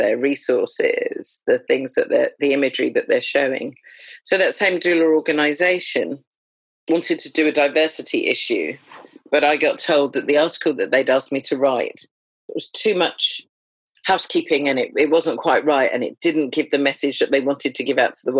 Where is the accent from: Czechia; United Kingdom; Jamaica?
Jamaica; as a Jamaican